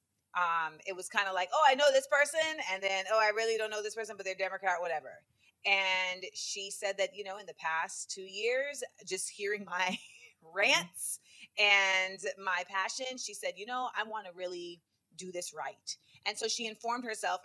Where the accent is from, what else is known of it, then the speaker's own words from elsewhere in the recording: Orlando, Florida, United States; I'm also from Orlando